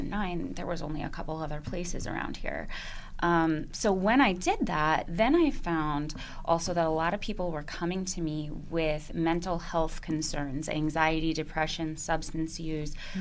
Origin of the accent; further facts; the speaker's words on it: Holmdel, New Jersey, United States; I grew up in Holmdel